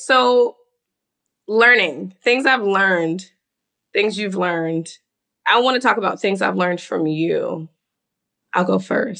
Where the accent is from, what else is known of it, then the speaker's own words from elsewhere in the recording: the South, United States; we're from the South. Like, this is how I grew up.